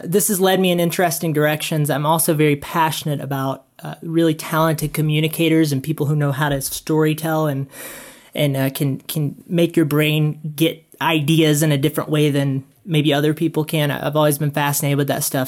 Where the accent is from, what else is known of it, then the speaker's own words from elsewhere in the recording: South Carolina, United States; now in Utah, United States; I grew up in South Carolina